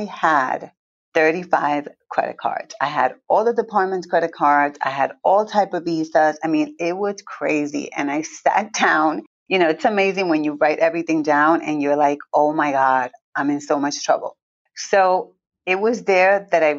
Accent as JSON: {"language": "English", "town": "Villalba", "country": "Puerto Rico", "tie": "born or raised there", "also_born_or_lived": "Newark, New Jersey", "said": "I was born in Newark, New Jersey, grew up in Puerto Rico, and I'm really from the country, from a little town called Villalba."}